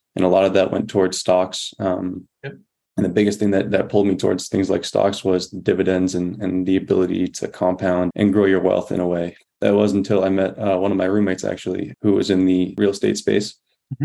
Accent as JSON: {"language": "English", "region": "Massachusetts", "country": "United States", "tie": "born or raised there", "moved": "as an adult", "said": "my home state, Massachusetts"}